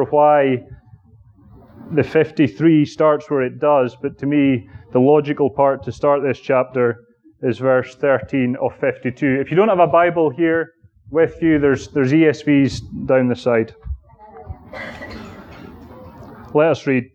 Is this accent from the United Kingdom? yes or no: yes; Aberdeen, Scotland, United Kingdom; moved away; my hometown, which is Aberdeen, under the man who baptized me, and indeed lived in the small suburban town that I grew up